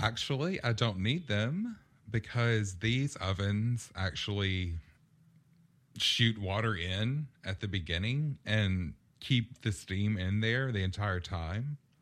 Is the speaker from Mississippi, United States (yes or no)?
yes; Purvis, Mississippi, United States; moved away as an adult; also born or lived in Las Vegas, Nevada; growing up in Purvis, um, we lived out in the middle of nowhere